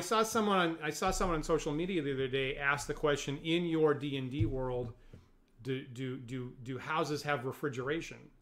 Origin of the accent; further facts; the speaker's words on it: United States; me as an American and and again one from a very rural location